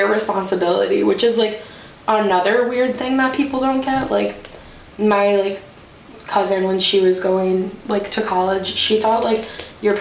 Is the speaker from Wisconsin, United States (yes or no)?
yes; Milwaukee, Wisconsin, United States; I'm from Milwaukee.